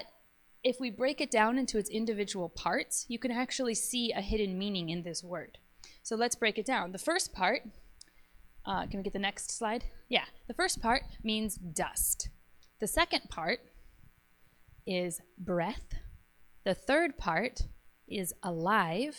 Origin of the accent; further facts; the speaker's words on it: Minnesota, United States; moved away as an adult; now in Japan; I'm just local, I'm Minnesotan